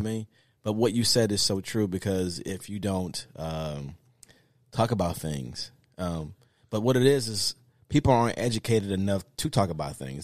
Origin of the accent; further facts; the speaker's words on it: the South, United States; I'm from the South